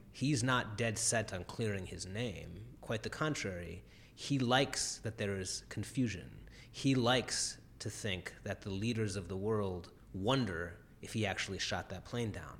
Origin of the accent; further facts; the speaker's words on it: Cleveland, Ohio, United States; in the area of Cleveland I grew up, the Heights